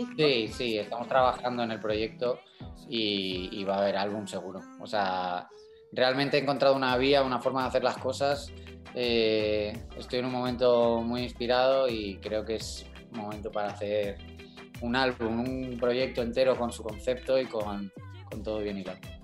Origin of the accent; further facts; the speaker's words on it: Madrid, Community of Madrid, Spain; el madrileño